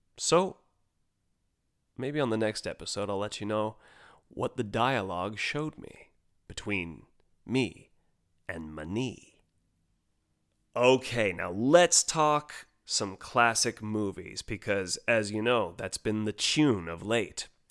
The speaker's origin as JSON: {"language": "English", "country": "United States", "tie": "born or raised there", "said": "as an American kid"}